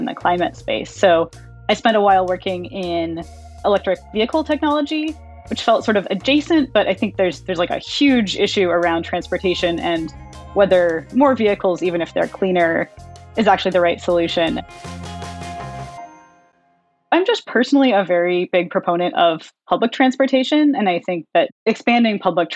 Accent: California, United States; I grew up in California

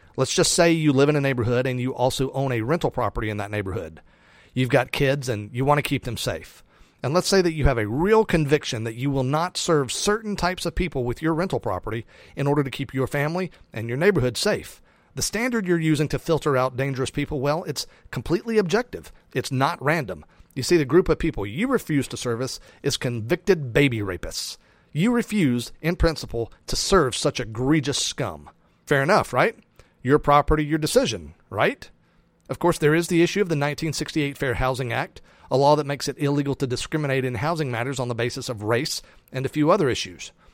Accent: United States; as an American

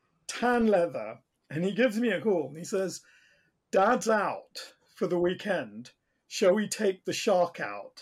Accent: Basingstoke, South East England, United Kingdom; I grew up in Basingstoke

